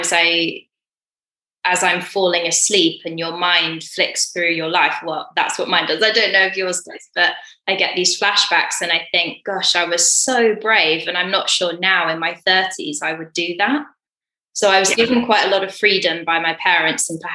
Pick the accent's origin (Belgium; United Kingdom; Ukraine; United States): United Kingdom; England; I thought, being English